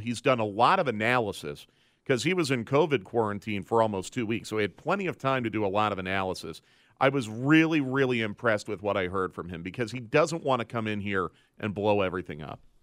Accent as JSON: {"language": "English", "town": "Philadelphia", "region": "Pennsylvania", "country": "United States", "tie": "born or raised there", "said": "I grew up a huge Eagles fan because I grew up in the Philadelphia area."}